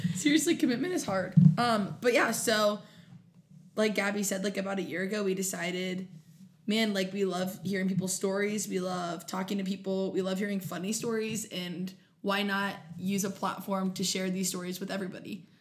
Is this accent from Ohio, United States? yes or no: yes; Grove City, Ohio, United States; also born or lived in Canton, Ohio; I am from Columbus, Ohio, from a suburb called Grove City